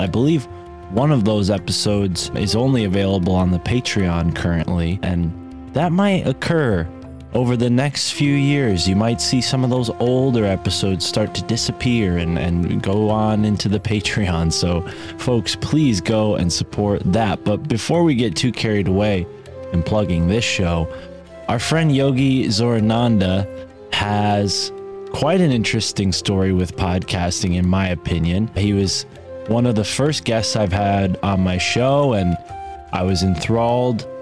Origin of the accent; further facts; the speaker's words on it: United States; as an American